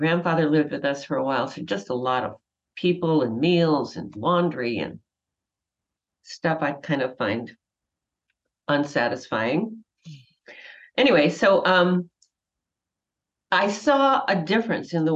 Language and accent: English; Wauwatosa, Wisconsin, United States; I grew up in Wauwatosa, Wisconsin